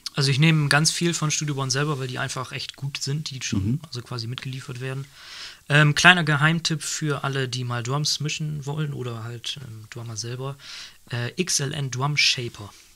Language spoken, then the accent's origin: German; Nordenham, Lower Saxony, Germany; Nordenham, was, wir, was ich gerade erzählt das Kulturzentrum bei uns, also meiner Heimatstadt